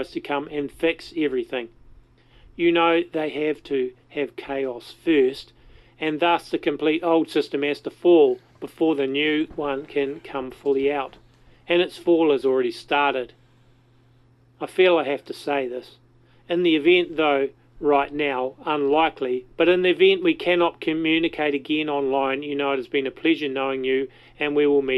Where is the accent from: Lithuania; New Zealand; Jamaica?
New Zealand; accent: Kiwi; rather than my Kiwi accent